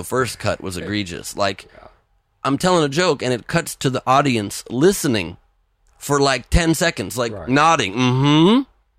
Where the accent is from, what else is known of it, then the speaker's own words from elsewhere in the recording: Los Angeles, California, United States; I grew up in LA. I was born in LA from here.